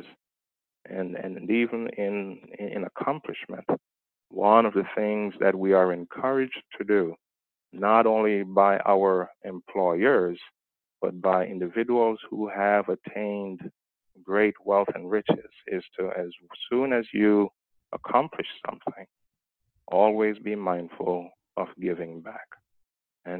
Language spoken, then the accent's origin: English; Jamaica; moved away; my background is that I was born in Jamaica.